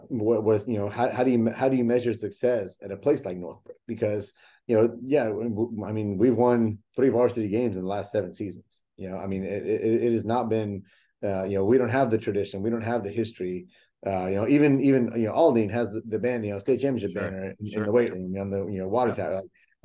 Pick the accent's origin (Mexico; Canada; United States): Mexico; born there; English is a second language; yes, I was born in Mexico. I didn't know how to speak English, and I went to college